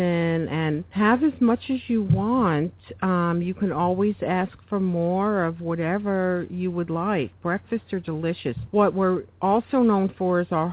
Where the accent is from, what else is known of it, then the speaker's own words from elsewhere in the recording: New York, United States; now in Santa Barbara, United States; I'm from New York